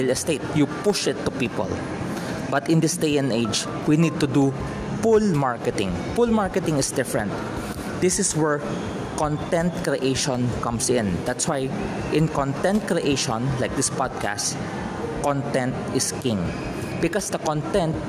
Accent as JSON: {"language": "English", "country": "Philippines", "said": "I'm a Filipino, I am residing in the Philippines"}